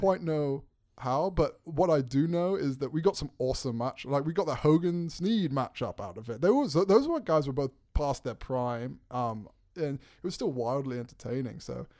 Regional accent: England, United Kingdom; also born or lived in New York / South Carolina; Well, actually, I was born in New York, so the plot thickens. Right. Born in New York, raised in England, then South Carolina in college.

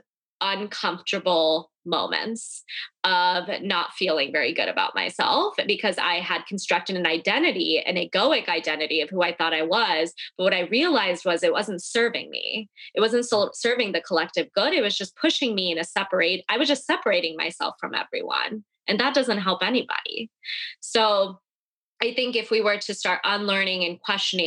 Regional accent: United States; I grew up in an Indian American community, and being Indian was what I was very attached

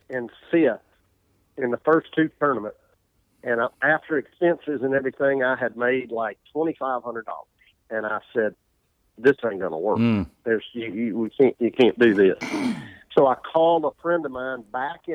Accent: Poplarville, Mississippi, United States; I grew up in Poplarville, Mississippi, town of 2,000 people

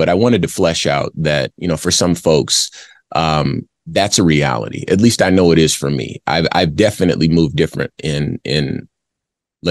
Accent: Arizona, United States; I grew up in Arizona

